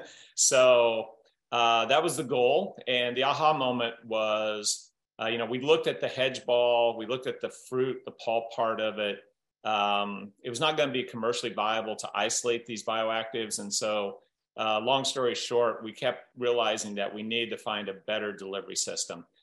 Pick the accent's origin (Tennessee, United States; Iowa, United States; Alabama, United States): Iowa, United States; Southern; growing up in Southern Iowa, I had this uh, entrepreneurial great uncle